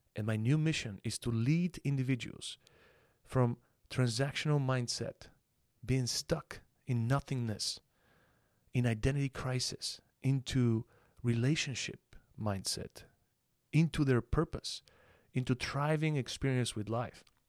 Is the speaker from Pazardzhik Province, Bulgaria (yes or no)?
yes; Panagyurishte, Pazardzhik Province, Bulgaria; also born or lived in Plovdiv, Bulgaria; Born in the city of Plovdiv, which is the second largest city in Bulgaria. I was raised in Panagirište, though.